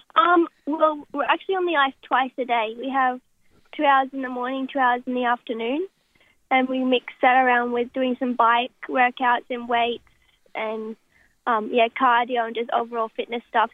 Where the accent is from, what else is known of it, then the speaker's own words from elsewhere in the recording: Brisbane, Queensland, Australia; I'm from Brisbane, and in Brisbane itself, we have two ice rinks in Acacia Ridge and Boondall